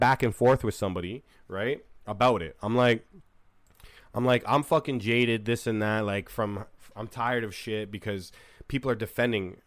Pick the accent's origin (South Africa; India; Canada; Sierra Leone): Canada; I'm from Canada